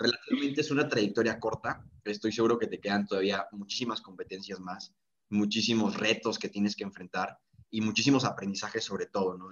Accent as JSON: {"language": "Spanish", "country": "Mexico", "said": "somos los mexicanos"}